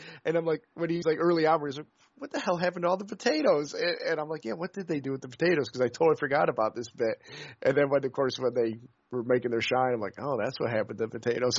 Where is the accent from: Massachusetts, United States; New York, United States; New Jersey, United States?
New York, United States; upstate; moved away; I'm from upstate New York originally